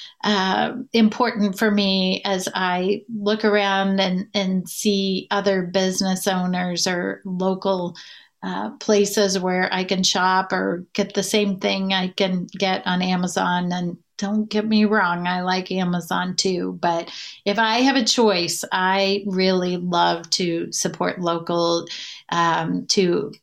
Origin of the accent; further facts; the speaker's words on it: Southern Indiana, United States; I'm from Southern Indiana, the big city of Ligoti, Indiana, with about 2,000 people